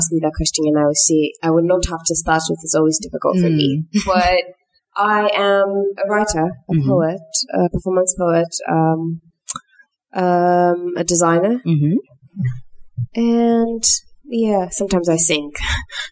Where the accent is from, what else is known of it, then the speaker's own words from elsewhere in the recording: Ghana; I live in Ghana. People resonate with what I do as a Ghanaian